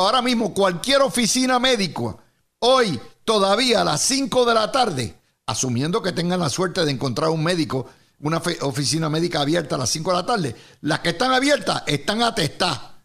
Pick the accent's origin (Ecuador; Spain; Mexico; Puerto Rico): Puerto Rico; Cidra; mi pueblito de Sidra